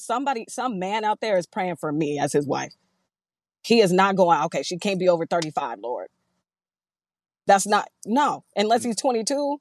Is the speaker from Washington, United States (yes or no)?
yes; Seattle, Washington, United States; now in Eastern Washington, United States; I am from Seattle, Seattle all day